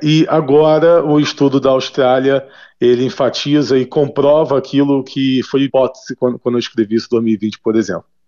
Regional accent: Brazil; 41 anos de idade, nasci no Brasil

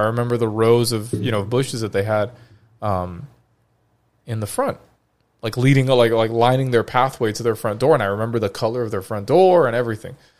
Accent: Florida, United States; Florida, my home state.

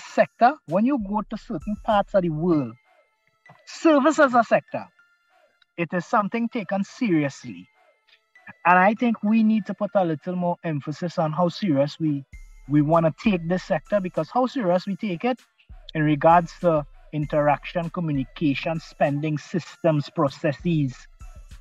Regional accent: Trinidad & Tobago; as a Trinidadian, you know, as a Trinbegonian.

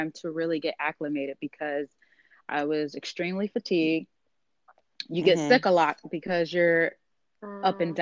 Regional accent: Chicago, Illinois, United States; now in Cincinnati, United States; originally from Chicago as well, but currently living in Cincinnati

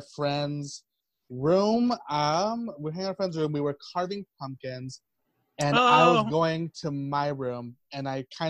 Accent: Fort Stockton, Texas, United States; moved away as an adult; also born or lived in Big Spring, Texas; now in Boston, United States; I am from a beautiful desert town called Fort Stockton, roughly a population of 10 people, including myself. Very tiny town.

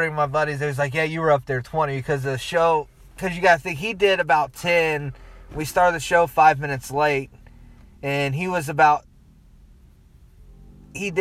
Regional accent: Muncie, Indiana, United States; I'm from Muncie

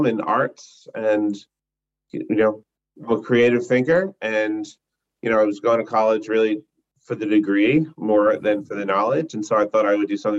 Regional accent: Long Island, New York, United States; moved away as an adult; also born or lived in Atlanta, Georgia; I grew up on Long Island

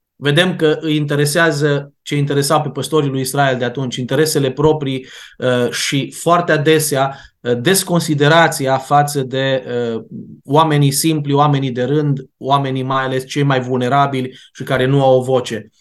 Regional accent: Timișoara, Timiș County, Romania; Noi cei care vorbim acum aici suntem din Timișoara

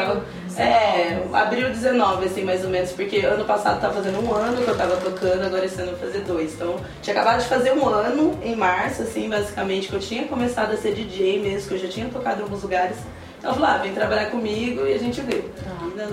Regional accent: Salto de Pirapora, São Paulo, Brazil; moved away as an adult; now in Sorocaba, Brazil; na verdade sou de Salto de Pirapora, né? Tá. Faz, é, faz pouco tempo que eu me mudei para Sorocaba

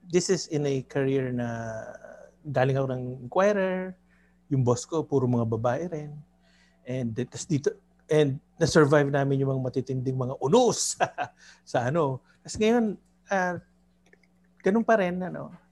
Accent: Manila, Metro Manila, Philippines; laking Maynila ako.

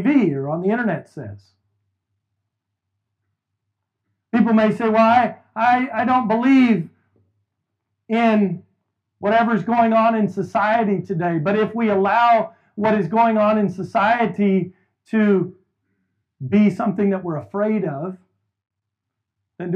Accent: Houston, Texas, United States; we made the trip back here to my hometown, to Houston, to start this church almost 5 years ago

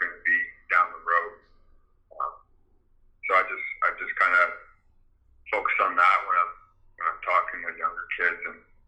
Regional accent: Windsor, Ontario, Canada; moved away as an adult; now in Michigan, United States; I grew up in Devonshire Heights area, okay. Windsor, right around Devonshire Mall.

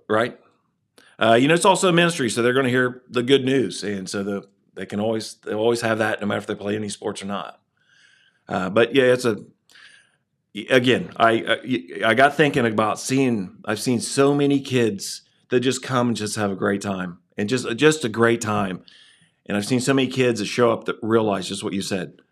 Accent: Waverly, Ohio, United States; I grew up in Waverly

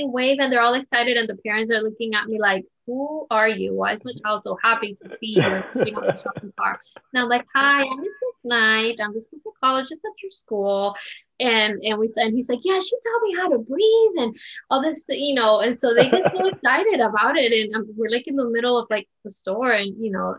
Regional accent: Colombia; English is a second language; now in United States; I did not grow up in Cuba. I grew up in Colombia.

